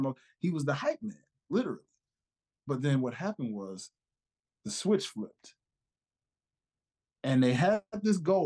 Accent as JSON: {"language": "English", "town": "Memphis", "region": "Tennessee", "country": "United States", "tie": "born or raised there", "said": "my hometown of Memphis, Tennessee"}